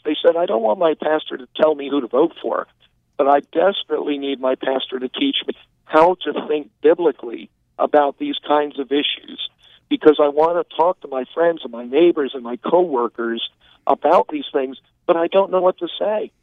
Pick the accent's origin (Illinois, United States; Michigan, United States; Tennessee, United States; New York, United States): New York, United States; New York City; moved away; also born or lived in Texas; I was born in New York City